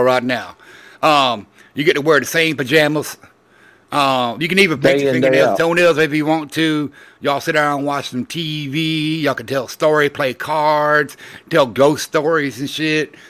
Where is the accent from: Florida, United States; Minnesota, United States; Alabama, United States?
Florida, United States; Orlando; growing up in Orlando, Florida